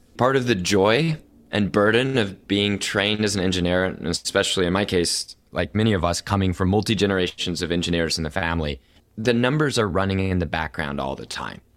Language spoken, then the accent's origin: English; Oklahoma City, Oklahoma, United States; I'm born and raised in Oklahoma City, Oklahoma